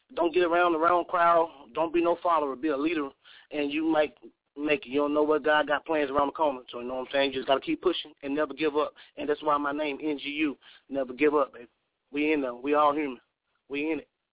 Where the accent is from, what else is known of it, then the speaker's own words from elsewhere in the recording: Cleveland, Mississippi, United States; also born or lived in New Orleans, Louisiana; now in Portland, United States; I was born in New Orleans, you know what I'm saying? I was raised in Mississippi, and I live in Portland